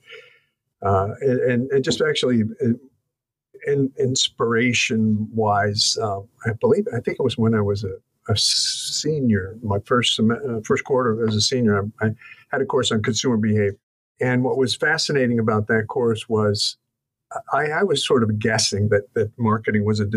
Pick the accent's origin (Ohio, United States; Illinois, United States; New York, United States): Ohio, United States; Lima; also born or lived in Pittsburgh, Pennsylvania / Connecticut; I grew up in, did most of my growing up in Lima, Ohio, which was kind of by way of Pittsburgh, where I was born, and then Connecticut